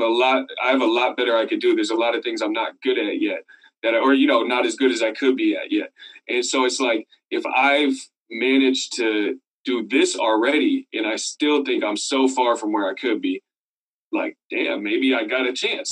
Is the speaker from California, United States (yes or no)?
yes; Sebastopol, California, United States; also born or lived in Oakland, California; I grew up there from like five to eighteen